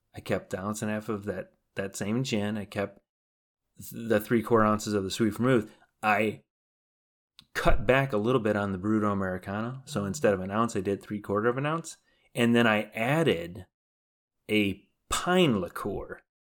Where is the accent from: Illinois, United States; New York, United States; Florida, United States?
Illinois, United States; Chicago; we're from Chicago